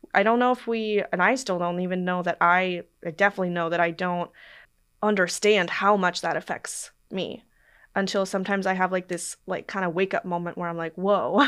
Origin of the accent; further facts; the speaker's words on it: Portland, Oregon, United States; I'm from Portland, Oregon